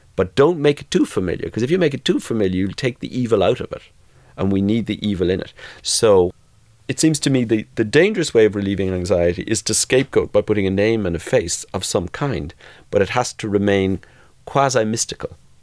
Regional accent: Ireland; growing up in between, which in my own small way in the South, I did too

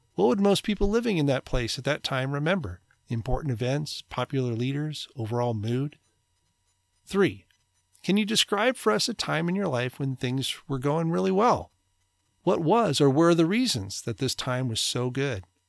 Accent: United States; American, white, male, suburban, middle class, conservative

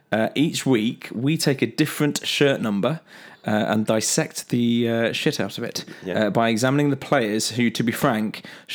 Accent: Long Eaton, East Midlands, United Kingdom; So, I'm from the Derbyshire, Nottinghamshire borders, slash suburbs, a place called Long Eaton, which is slap bang in the middle of the two.

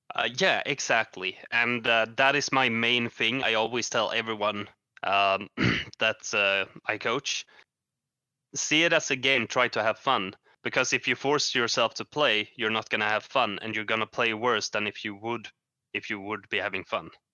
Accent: Sweden; I'm from Sweden, uh, a very cold country, or actually not, because I live in the south of Sweden.

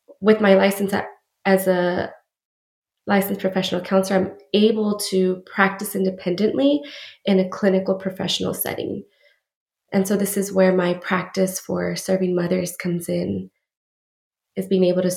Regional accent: El Paso, Texas, United States; moved away as an adult; now in San Antonio, United States; I am originally from El Paso, Texas, and recently relocated out here to San Antonio

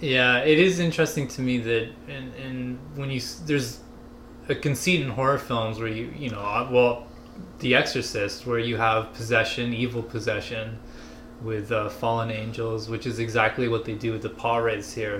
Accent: Canada; as a Canadian

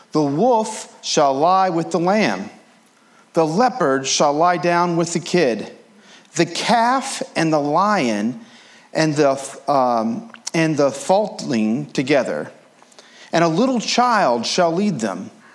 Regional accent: Appalachia, United States; I grew up as an Appalachian American

